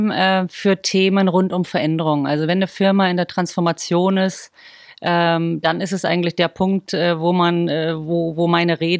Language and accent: German; Bavaria, Germany; Also auch wenn man es gar nicht hört, äh, ich bin eigentlich ein Bohrisch Madel.